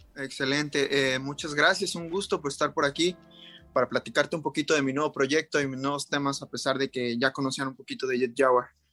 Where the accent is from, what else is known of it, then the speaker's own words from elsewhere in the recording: Cancún, Quintana Roo, Mexico; yo soy de Cancún, he crecido toda mi vida aquí, aquí viví mi infancia y mi juventud